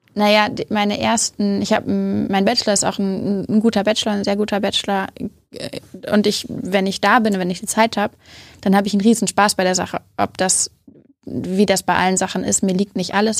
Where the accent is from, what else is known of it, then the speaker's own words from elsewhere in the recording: Hamburg, Germany; also born or lived in Göttingen; Ich komme aus Hamburg.